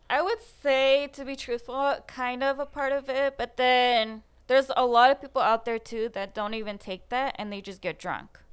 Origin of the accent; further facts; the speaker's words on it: Fullerton, California, United States; I was born and raised in Fullerton, closer to the edge of Buena Park, but technically Fullerton.